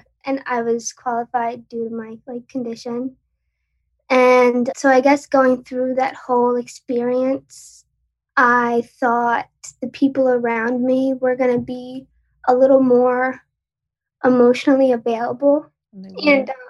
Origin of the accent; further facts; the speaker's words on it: Long Island, New York, United States; So I'm from New York, Long Island.